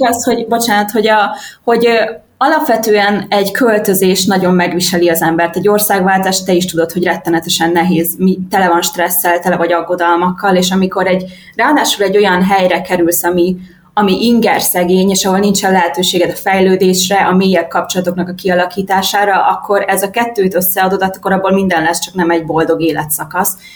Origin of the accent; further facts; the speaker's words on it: Budapest, Hungary; moved away as an adult; also born or lived in Fuerteventura, Spain; now in Tenerife, Spain; én Budapesten nőttem föl